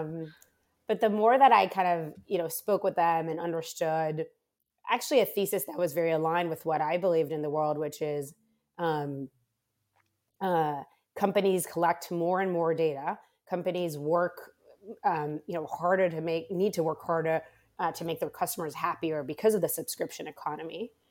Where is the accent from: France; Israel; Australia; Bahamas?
Israel; Rehovot, Central District; moved away as an adult; also born or lived in Bay Area, California / Monte Carlo; I am originally from Israel, so I was born and raised um, uh, actually on a, a, university campus called the Weizmann Institute of Science